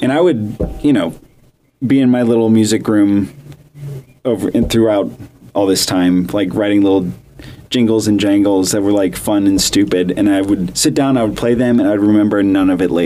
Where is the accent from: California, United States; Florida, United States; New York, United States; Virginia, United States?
Florida, United States; I'm from Florida.